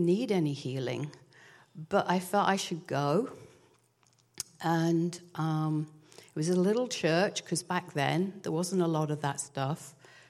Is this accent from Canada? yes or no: no; England, United Kingdom; moved away; I grew up in England. And, you know, in England, we're kind of reserved